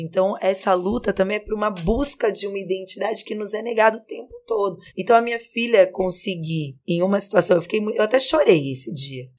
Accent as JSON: {"language": "Portuguese", "area": "Vale do Paraíba", "region": "São Paulo", "country": "Brazil", "said": "eu sou do interior, eu sou do Vale do Paraíba. E eu tava, a minha família é de São José dos Campos."}